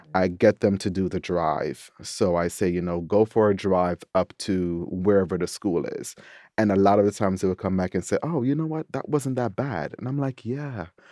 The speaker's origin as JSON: {"language": "English", "country": "Jamaica", "also_born_or_lived": "New York", "moved": "yes", "lives_now": "Washington, D.C., United States", "said": "as a Jamaican"}